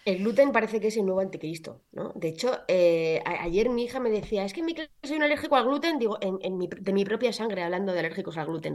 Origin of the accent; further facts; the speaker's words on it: Belmonte, Castilla-La Mancha, Spain; moved away as an adult; also born or lived in Madrid; mi pueblo, en Belmonte